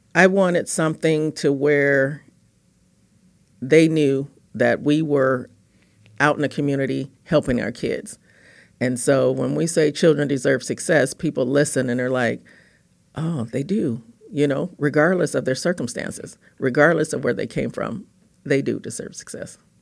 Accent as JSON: {"language": "English", "town": "Los Angeles", "region": "California", "country": "United States", "tie": "born or raised there", "said": "I grew up in Los Angeles, California."}